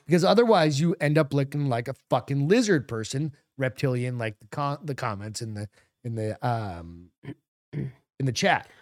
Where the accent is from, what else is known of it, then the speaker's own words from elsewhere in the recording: New England, United States; I'm a French guy growing up in New England.